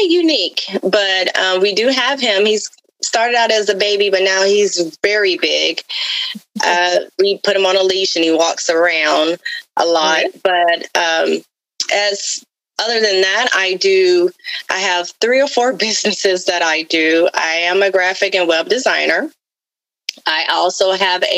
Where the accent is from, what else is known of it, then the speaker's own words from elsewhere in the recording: Florida, United States; accent: Southern; I am a Southern girl, so you may hear a little of the Southern accent come out every now and then. But I am from Florida